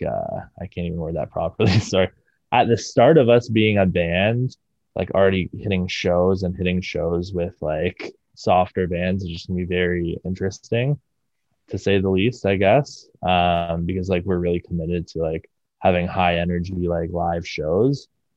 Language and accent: English; Brampton, Ontario, Canada; moved away as an adult; now in Toronto, Canada; I was born and raised in Brampton